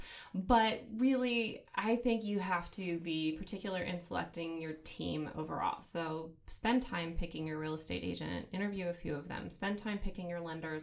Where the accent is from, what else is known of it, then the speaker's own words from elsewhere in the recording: Missoula, Montana, United States; also born or lived in Bozeman; I am from Missoula here originally, grew up here, moved to Bozeman for school